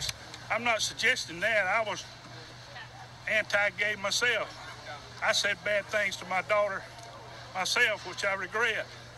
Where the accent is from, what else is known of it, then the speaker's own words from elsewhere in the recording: Midland City, Alabama, United States; I'm only about 15 and 20 miles away. I was born here in Midland City.